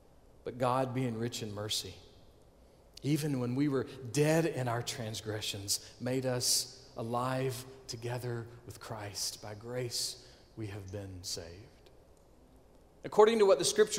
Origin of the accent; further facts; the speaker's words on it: Augusta, Georgia, United States; I was born on May 26, 1972, University Hospital, Augusta, Georgia.